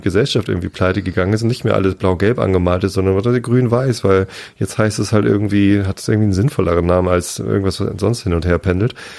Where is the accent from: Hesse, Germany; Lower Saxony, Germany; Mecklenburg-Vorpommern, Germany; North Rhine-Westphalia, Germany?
Lower Saxony, Germany; Wistedt; moved away as an adult; now in Berlin, Germany; Mit Wistit, mit meinem Heimatdorf